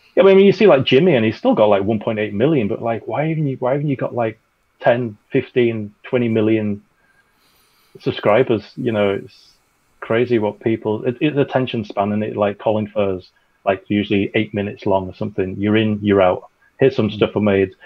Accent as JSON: {"language": "English", "country": "United Kingdom", "said": "we're British."}